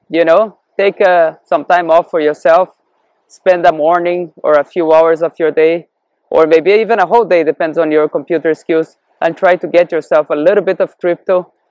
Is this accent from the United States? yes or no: no; Brazil; born there; also born or lived in Canada / Europe / Cape Verde; I was born in Brazil and I experienced hyperinflation there and also I've been living in Canada and Europe where economy has been a lot more stable. Also in Africa, in the Cape Verde Islands.